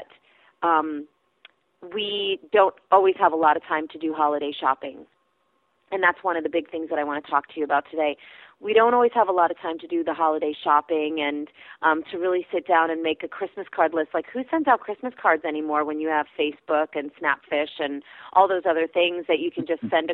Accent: Pennsylvania Dutch country, United States; Being from Pennsylvania, I'm from Pennsylvania Dutch country.

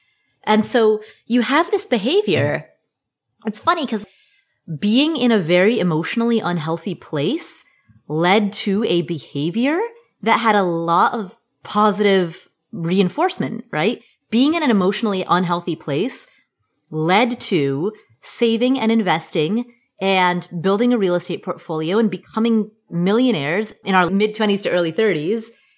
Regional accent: Cincinnati, Ohio, United States; Like, for example, the childhood home that I grew up in Cincinnati, Ohio.

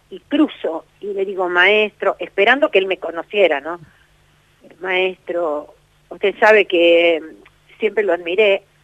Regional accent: Buenos Aires, Argentina; Digo, en Barracas, en Buenos Aires.

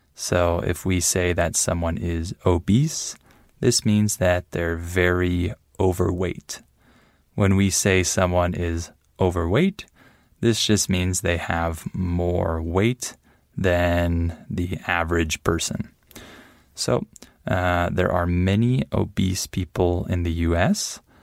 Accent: United States; now in Mexico; I'm American

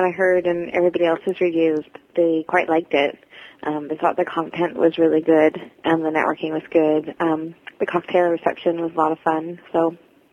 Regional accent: United States; moved away as an adult; also born or lived in Sacramento; now in Vancouver, Canada; I'm an American living in Canada. I moved here almost 8 years ago

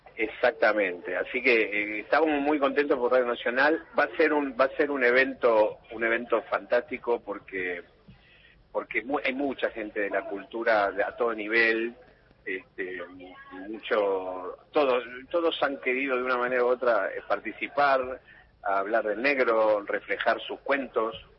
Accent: Argentina; los valores que tenemos los argentinos

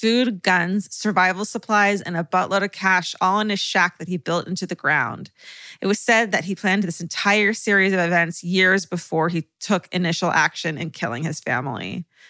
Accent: North Bend, Washington, United States; it was filmed right here in North Bend, Washington. When I tell people I'm from North Bend, I'll often get the response, oh, so you're from Twin Peaks?

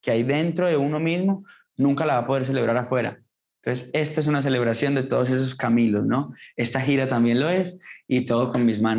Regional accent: Colombia; Este álbum es testimonio de eso, de aquello que ha sido cierto como colombiano todo el tiempo.

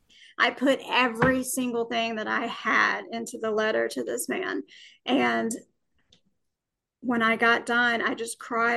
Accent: Alabama, United States; Well, I was born and raised in Alabama.

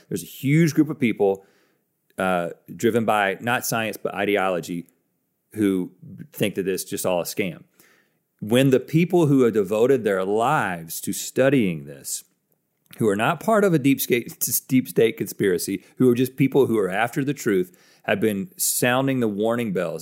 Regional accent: United States

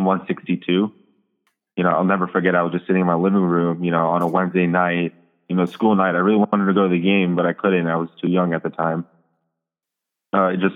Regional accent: New York, United States; now in Florida, United States; I'm originally from New York

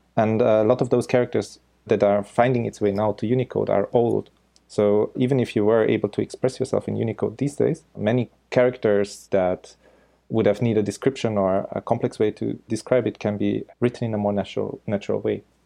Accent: Austria; first language German; English is a second language; now in Osaka, Japan; I'm originally from Austria. So my mother tongue is German

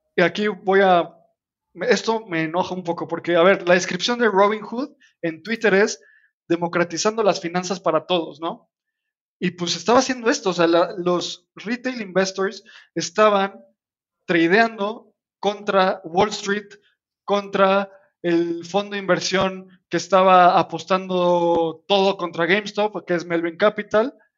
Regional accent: Mexico; nosotros somos mexicanos

